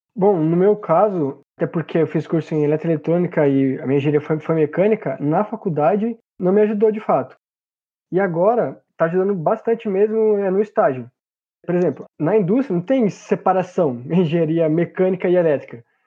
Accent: hometown 60 km from São Paulo, Brazil; also born or lived in Paraná; voltei para minha cidade natal

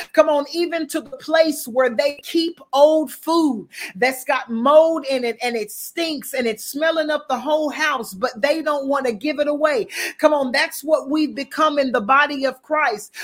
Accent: the South, United States; I'm from the South.

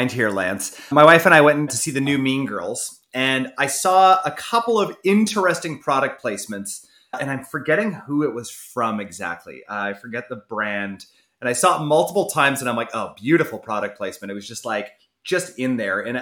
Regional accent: Canada; I'm Canadian

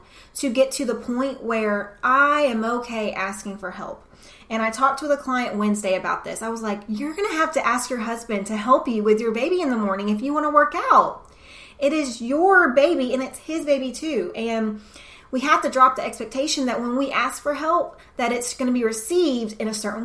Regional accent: the South, United States; It's just the environment I was brought up in the South

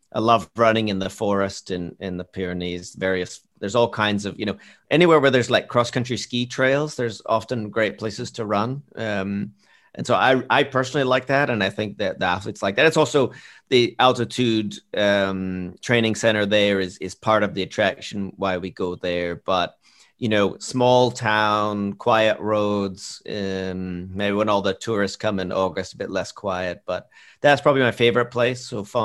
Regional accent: Canada; So I'm Canadian, and we have this place called Tim Hortons.

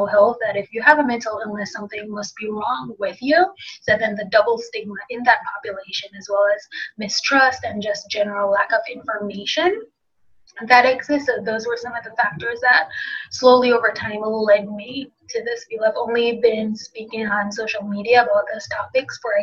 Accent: Jamaica; moved away as an adult; now in United States; being Jamaican

